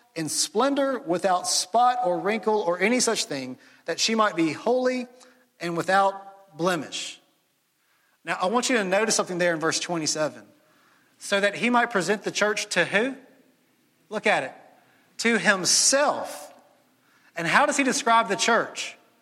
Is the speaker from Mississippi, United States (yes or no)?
yes; Jackson, Mississippi, United States; moved away as an adult; now in Starkville, United States; I grew up in Jackson, Ole Miss fan all my life